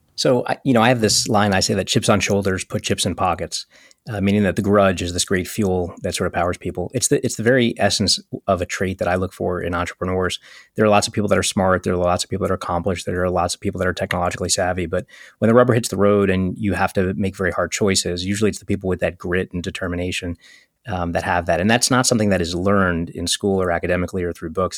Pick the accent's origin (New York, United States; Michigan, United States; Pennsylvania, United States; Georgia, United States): New York, United States; New York City; also born or lived in Fullerton, California; I grew up in Coney Island, Brooklyn, which is mostly black and Latino and Eastern European Jews